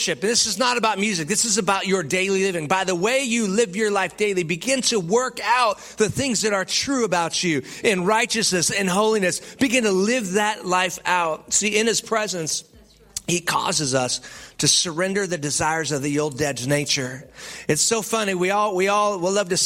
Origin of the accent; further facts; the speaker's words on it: California, United States; now in Texas, United States; I'm from California.